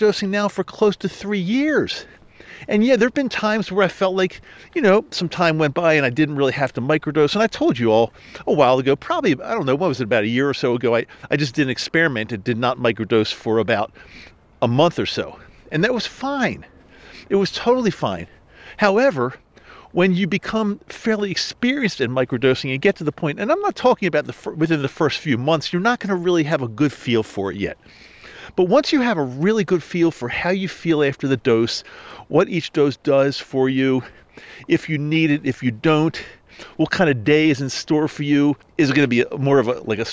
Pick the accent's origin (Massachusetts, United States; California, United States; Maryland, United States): Maryland, United States; moved away; I had to return back east to where I grew up in Maryland